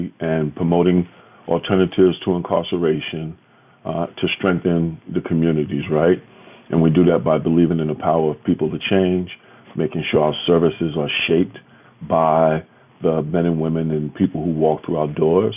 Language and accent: English; New York City, New York, United States; I grew up in Soundview in the Bronx.